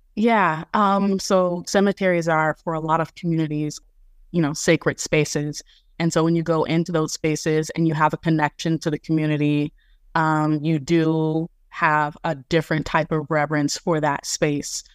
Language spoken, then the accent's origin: English; Jacksonville, Florida, United States; my first field school, which was based in my hometown, Jacksonville, Florida